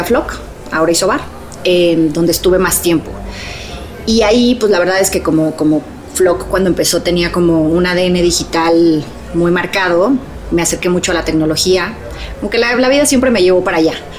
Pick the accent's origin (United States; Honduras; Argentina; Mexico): Mexico; ya soy más mexicana que el nopal